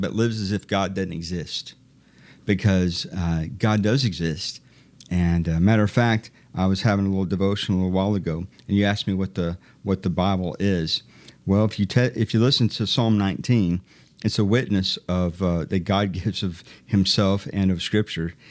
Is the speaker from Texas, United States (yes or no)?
no; Iowa, United States; also born or lived in Dayton, Ohio; I grew up in Iowa